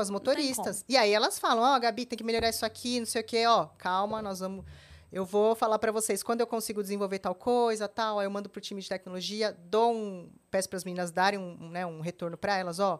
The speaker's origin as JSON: {"language": "Portuguese", "country": "Brazil", "said": "Eu sou brasileira"}